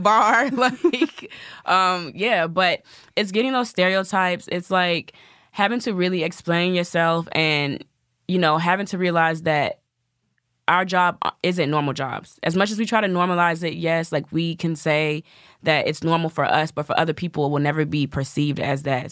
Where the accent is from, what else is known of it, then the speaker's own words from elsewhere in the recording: the South, United States; I'm from the South, so I have the sweet Southern belle thing.